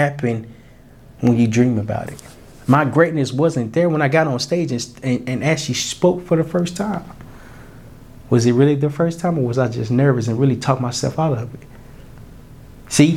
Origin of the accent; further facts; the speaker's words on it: Little Rock, Arkansas, United States; I can only know so much because I'm from Little Rock, Arkansas. I ain't really saw that much.